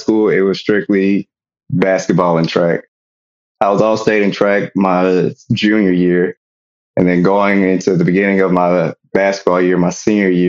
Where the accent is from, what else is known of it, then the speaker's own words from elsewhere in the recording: Kansas City, Missouri, United States; moved away as an adult; now in Dallas, United States; I'm originally from Kansas City, Missouri, born and raised. So I moved down to Dallas, Texas about 5 years ago.